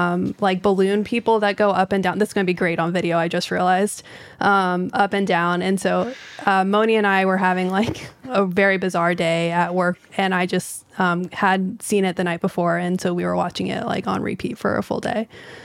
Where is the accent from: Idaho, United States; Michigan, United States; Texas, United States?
Texas, United States; I'm from Texas.